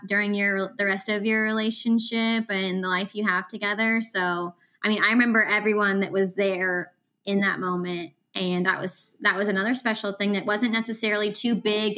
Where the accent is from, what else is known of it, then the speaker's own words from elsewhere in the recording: Lexington, United States; we're from Lexington